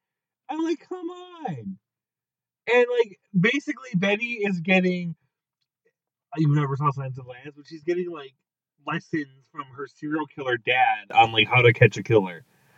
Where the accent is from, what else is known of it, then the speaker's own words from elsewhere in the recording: Pennsylvania, United States; in my home state, there's Waffle Houses. In Pennsylvania? Yeah. And that's east, northeast.